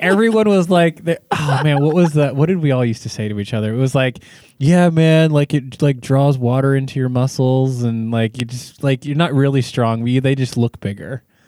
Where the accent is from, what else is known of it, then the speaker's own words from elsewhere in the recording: California, United States; I was from California